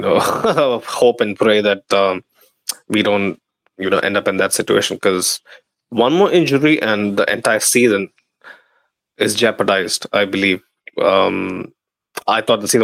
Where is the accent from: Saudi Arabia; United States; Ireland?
Saudi Arabia; Dammam, Eastern Province; basically the place I grew up in, Dammam